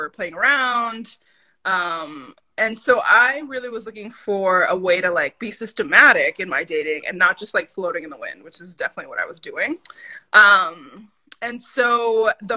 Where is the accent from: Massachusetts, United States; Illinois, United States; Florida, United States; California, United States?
Massachusetts, United States; Lynn; also born or lived in Dominican Republic; now in Boston, United States; I am from Lynn, Massachusetts by way of Dominican Republic. My parents are both Dominican immigrants.